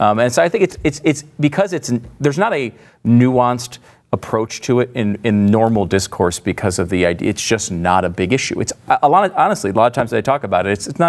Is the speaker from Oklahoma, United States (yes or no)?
yes; Oklahoma, United States; I grew up in Oklahoma.